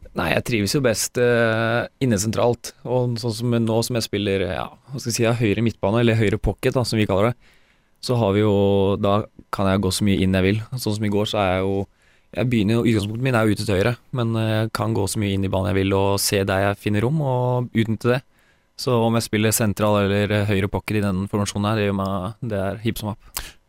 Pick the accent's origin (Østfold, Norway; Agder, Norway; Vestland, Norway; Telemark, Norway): Telemark, Norway; Porsgrunn; born or raised there; moved away as an adult; also born or lived in Mjøndalen; now in Sarpsborg, Norway